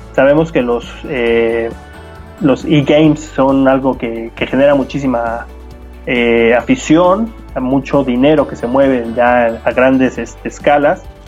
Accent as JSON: {"language": "Spanish", "country": "Mexico", "said": "nosotros como aficionados mexicanos, me incluyo"}